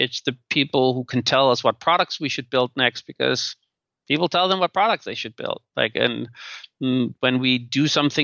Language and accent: English; Denmark; moved away; And now I'm from Denmark, which is like a very equal society.